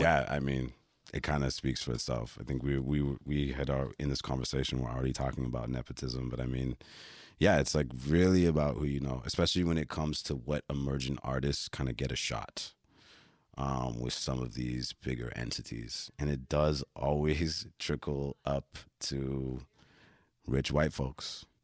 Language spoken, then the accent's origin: English; Toronto, Ontario, Canada; also born or lived in Flemingdon Park, Toronto; born in Flemington Park, but I came of age in the Esplanade, downtown Toronto